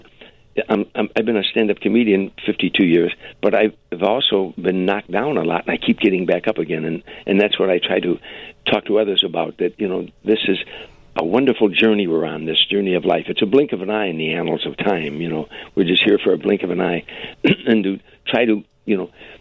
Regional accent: Harvey, Illinois, United States; moved away; in my hometown.

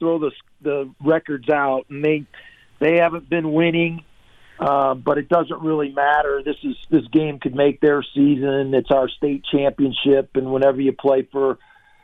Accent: Madison, Wisconsin, United States; moved away as an adult; also born or lived in Iowa City; we grew up in Madison

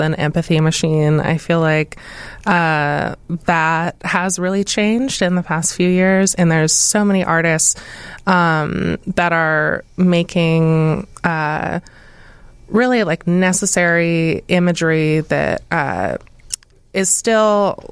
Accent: Portland, Oregon, United States; moved away; I grew up in Portland in the trees

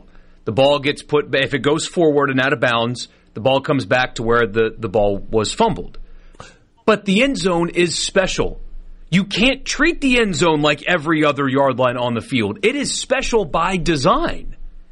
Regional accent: Mississippi, United States; I'm from Mississippi

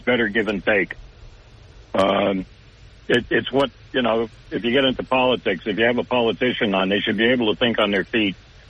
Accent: New Jersey, United States; moved away; my home state of New Jersey.

